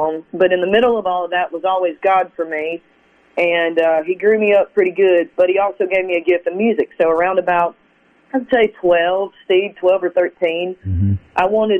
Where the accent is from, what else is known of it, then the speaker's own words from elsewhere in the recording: South Carolina, United States; I grew up in South Carolina. We moved around a lot